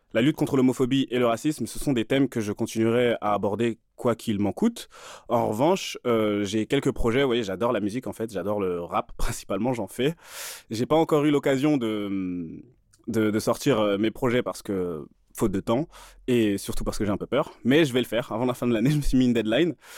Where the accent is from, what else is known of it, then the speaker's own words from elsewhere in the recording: Île-de-France, France; j'ai grandi en Ile-de-France, hein, dans des banlieues du 78 et du 93